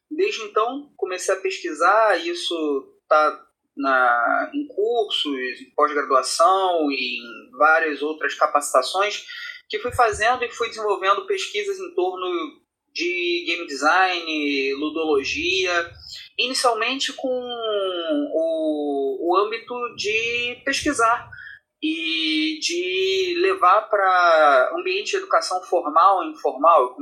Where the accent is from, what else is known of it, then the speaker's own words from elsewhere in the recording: Rio de Janeiro, Brazil; sou uma pessoa nascida e criada no, na periferia do Rio de Janeiro, eu sou aqui do, do Complexo do Alemão, o sotaque não me deixa mentir